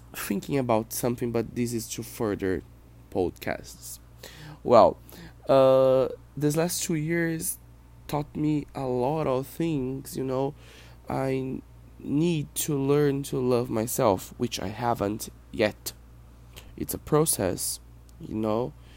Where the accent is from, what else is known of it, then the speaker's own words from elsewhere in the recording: Brazil; first language Portuguese; English is a second language; I'm not an American. I'm not a native English speaker. I am Brazilian. I live in Brazil. I speak Portuguese.